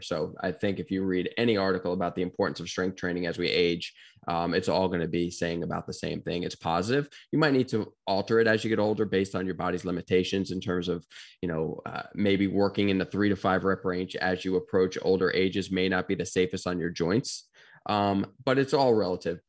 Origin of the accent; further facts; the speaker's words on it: Bethpage, New York, United States; now in Gainesville, United States; grew up in New York, uh, Long Island, New York specifically